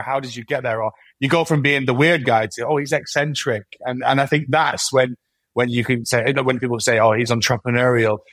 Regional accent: Manchester, North West England, United Kingdom; accent: Mancunian; I'm very Mancunian

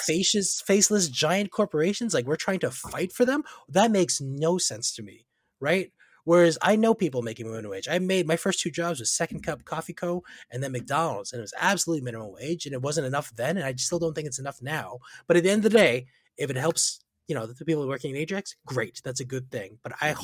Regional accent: Markham, Ontario, Canada; now in Ajax, Canada; I grew up in Markham

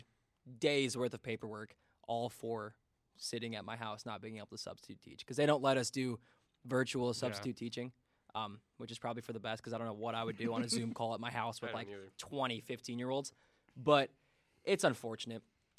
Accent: Indiana, United States; I can't believe I'm from Indiana, and I learned how to play euchre this year.

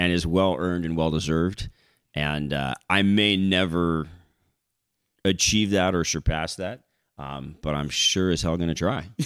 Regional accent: Paso Robles, California, United States; moved away as an adult; also born or lived in Florida; I grew up on Willow Creek Road in Willow Creek District

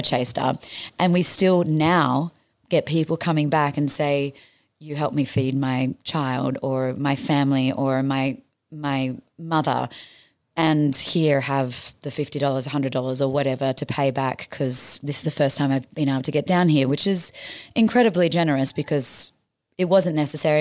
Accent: Batemans Bay, New South Wales, Australia; moved away as an adult; I escaped home to my hometown of Batemans Bay

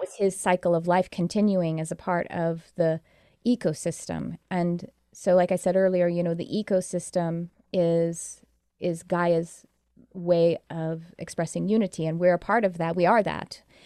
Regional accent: United States; I'm American

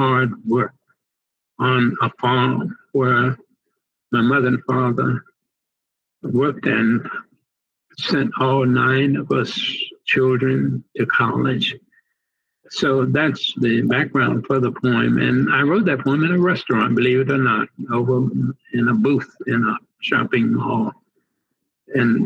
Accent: North Carolina, United States; moved away; I am originally from North Carolina

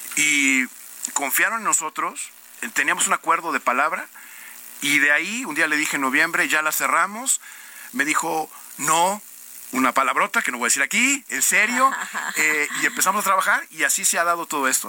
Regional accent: Mexico; now in United States; orgullosamente mexicano soy

